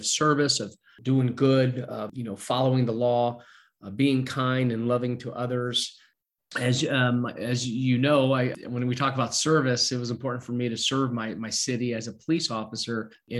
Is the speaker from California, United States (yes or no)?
yes; Los Angeles, California, United States; born and raised in San Pedro, and my mom and dad immigrated from Italy in the late 60s.